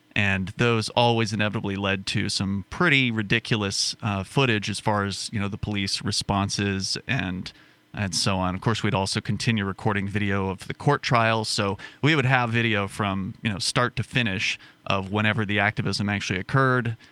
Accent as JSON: {"language": "English", "town": "Sarasota", "region": "Florida", "country": "United States", "tie": "born or raised there", "moved": "as an adult", "lives_now": "Keene, United States", "said": "my hometown of Sarasota, Florida"}